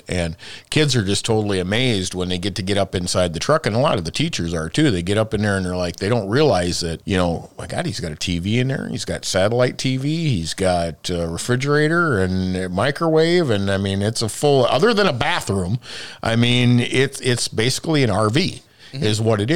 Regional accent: Minnesota, United States; now in Iowa, United States; I'm from Minnesota

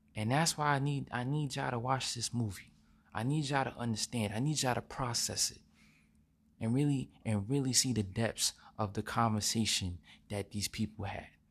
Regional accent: United States; we as American citizens, we need to show respect

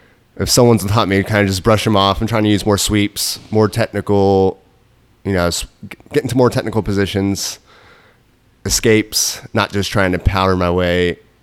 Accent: Dallas, Texas, United States; born there; now in Orlando, United States; So I was born in Dallas.

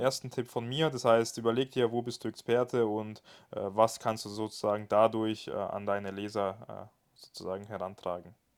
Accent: Germany; bei uns in Deutschland

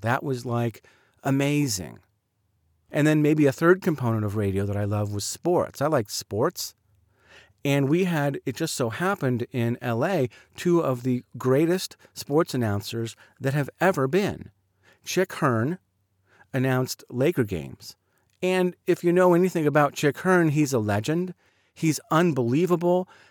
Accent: Southern California, United States; also born or lived in Highland Park, Illinois; When I was in third grade, we moved to Southern California

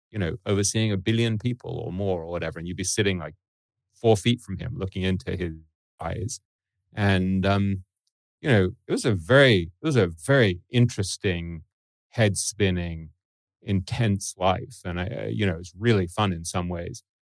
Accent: Boca Raton, Florida, United States; I grew up in Boca Raton.

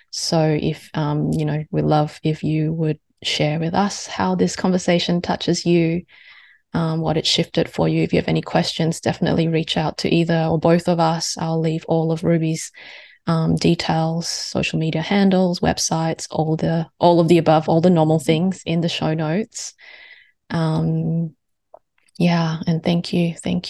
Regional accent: Singapore; I am Singaporean Chinese.

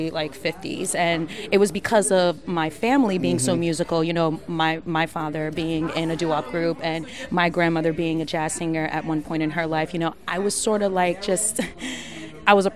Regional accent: Newark, New Jersey, United States; I'm from Newark, New Jersey

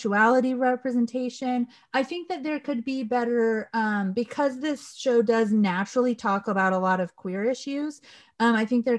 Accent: Southern California, United States; I grew up in Southern California, where we have a very large Mexican population

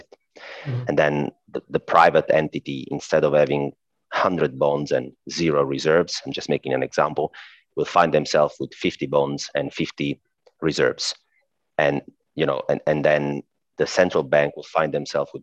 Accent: Italy; accent: Italian; I'm Italian, by the way. I guess my accent already gave that up

